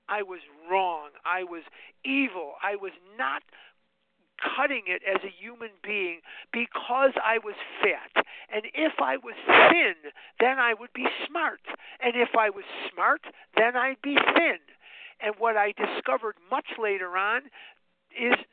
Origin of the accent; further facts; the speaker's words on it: Chicago, Illinois, United States; I was born and raised on the north side of Chicago, and I graduated Mather High School in 1972